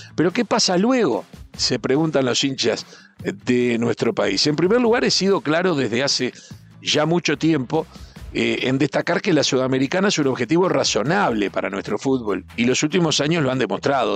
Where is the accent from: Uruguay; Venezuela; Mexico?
Uruguay; como uruguayo